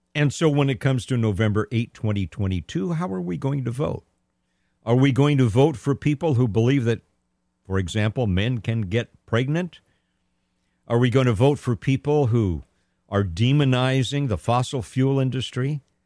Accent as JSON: {"language": "English", "region": "Southern California", "country": "United States", "tie": "born or raised there", "said": "I grew up in Southern California"}